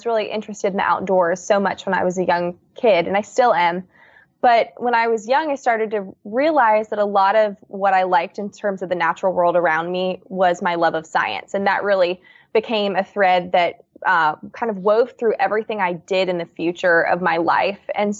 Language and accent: English; Newtown, Pennsylvania, United States; So I grew up outside of Newtown, Pennsylvania, which is a suburb of Philadelphia.